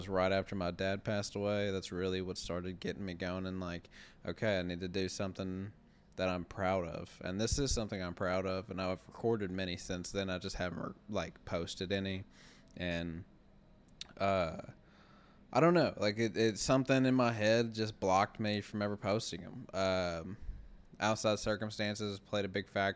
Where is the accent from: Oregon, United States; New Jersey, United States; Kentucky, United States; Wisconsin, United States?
Kentucky, United States; also born or lived in Louisville, Kentucky / Elizabethtown, Kentucky / Bardstown, Kentucky; we're all from Kentucky or the area.